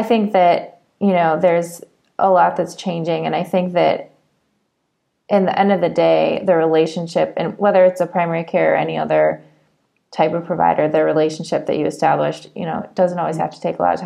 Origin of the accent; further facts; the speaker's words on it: Michigan, United States; I grew up in Michigan where Larry Nassar practiced